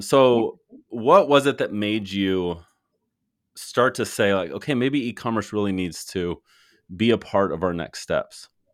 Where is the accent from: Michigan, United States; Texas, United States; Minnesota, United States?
Texas, United States; Fort Worth; I'm from Fort Worth originally